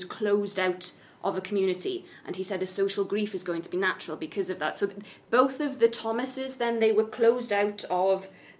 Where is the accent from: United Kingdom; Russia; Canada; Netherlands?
United Kingdom; Ystrad Mynach, Wales; also born or lived in Caerphilly; So I'm from Caerphilly originally. Well, I was born in Caerphilly and grew up in Ystrad Mynach.